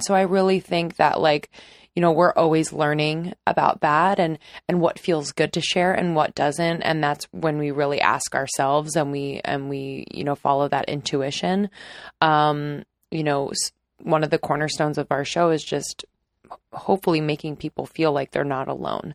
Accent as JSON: {"language": "English", "area": "just north of Philadelphia", "region": "Pennsylvania", "country": "United States", "tie": "born or raised there", "said": "I grew up not too far from Ohio. I am from Pennsylvania, just north of Philadelphia."}